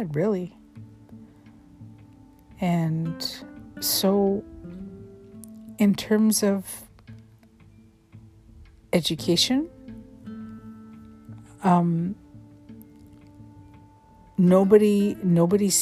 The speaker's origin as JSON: {"language": "English", "town": "Vancouver", "region": "British Columbia", "country": "Canada", "tie": "born or raised there", "said": "had grown up all over Vancouver, on the east side, the south side of Vancouver."}